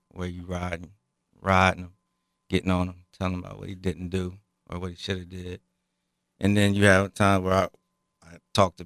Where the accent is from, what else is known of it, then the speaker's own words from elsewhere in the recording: Dayton, Ohio, United States; now in Piqua, United States; I grew up in Dayton